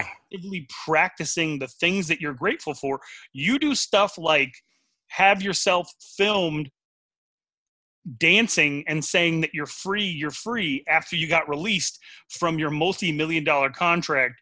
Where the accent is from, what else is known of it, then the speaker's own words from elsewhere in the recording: Wyoming, United States; I'm from Wyoming, Wyoming, where rodeo matters.